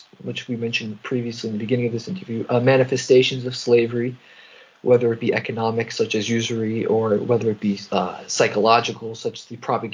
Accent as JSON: {"language": "English", "region": "East Coast", "country": "United States", "said": "I'm from the East Coast where there's a high Jewish population"}